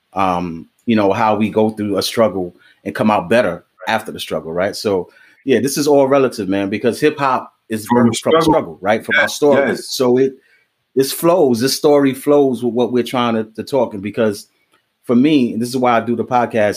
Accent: New York City, New York, United States; I grew up on Creston Ave

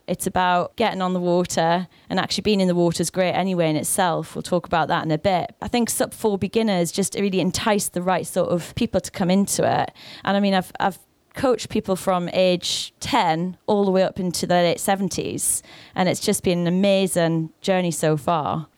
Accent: the Northeast, North East England, United Kingdom; moved away; I'm from the Northeast.

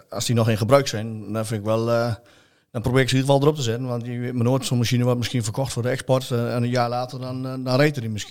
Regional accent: Vroomshoop, Utrecht, Netherlands; ik kom uit Vroomsop.

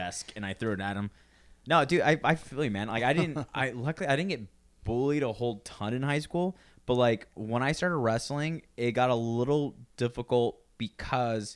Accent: San Luis Obispo area, California, United States; moved away

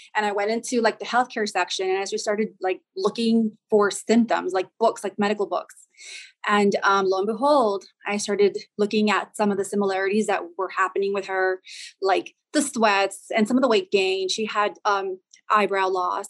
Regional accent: El Paso, Texas, United States; I'm originally from the Southwest. I'm from El Paso, Texas.

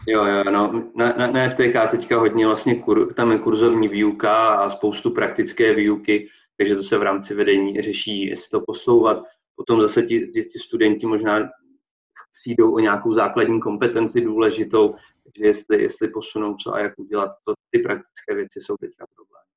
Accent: Poděbrady, Central Bohemian Region, Czechia; moved away as an adult; now in Olomouc, Czech Republic; jsem původně z Poděbrat

